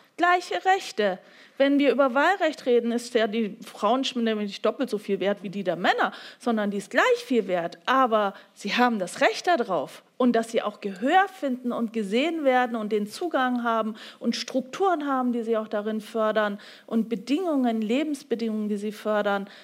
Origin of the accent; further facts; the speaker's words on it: Bavaria, Germany; Ich komme ja aus Bayern